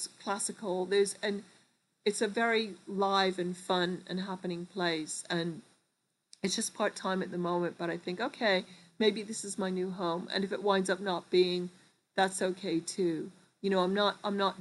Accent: New York, United States; moved away; also born or lived in Liverpool; I grew up in New York, between New York and Liverpool

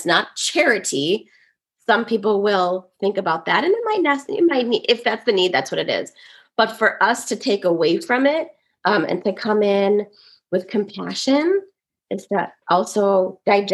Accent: Woodbury, United States; I grew up in an affluent white suburb. There were not a lot of Caucasians. There are not a lot of kids that look like me in Woodbury

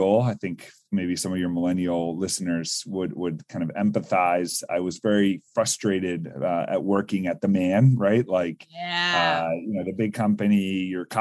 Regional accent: Northern Virginia, United States; I grew up in like the Northern Virginia area near DC

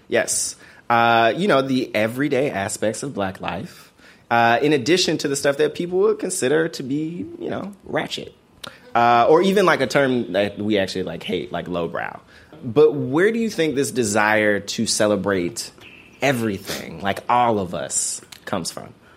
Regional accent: Memphis, Tennessee, United States; growing up in Memphis

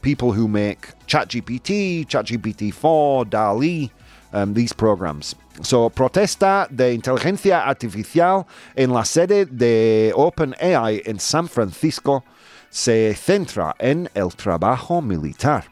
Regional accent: United Kingdom; I'm British.

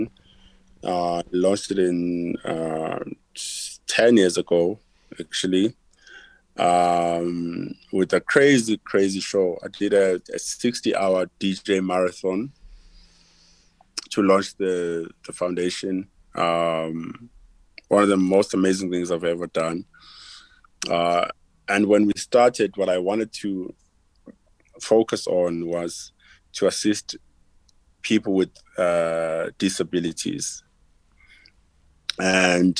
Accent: South Africa; growing up in Africa

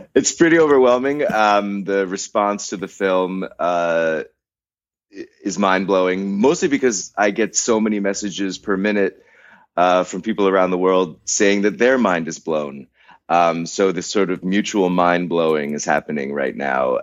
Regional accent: United States; as an American

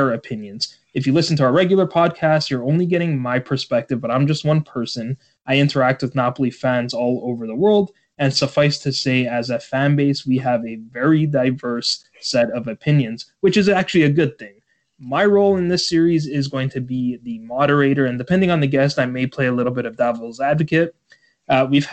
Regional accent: Toronto, Ontario, Canada; I'm from Toronto, Canada

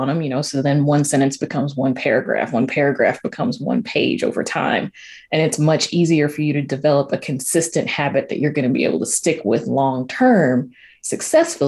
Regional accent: the South, United States; You know, I grew up in the South.

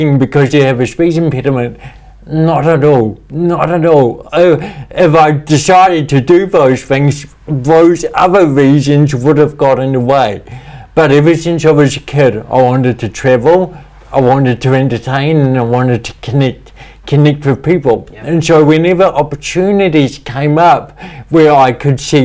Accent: New Zealand; I had this real desire growing up in New Zealand to represent New Zealand in sport.

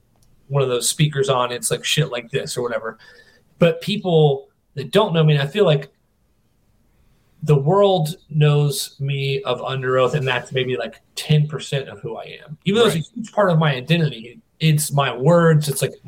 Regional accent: North Carolina, United States; I was born in North Carolina

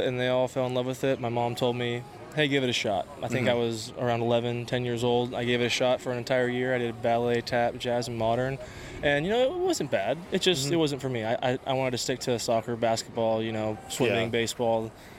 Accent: Houston, Texas, United States; I might have a safety blanket because I was from Houston, being mm-hmm. a hometown boy.

